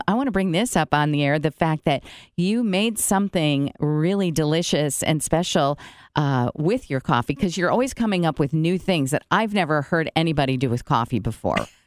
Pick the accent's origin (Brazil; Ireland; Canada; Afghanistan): Brazil; now in Goshen, United States; I grew up in Brazil, and I, we had good coffee there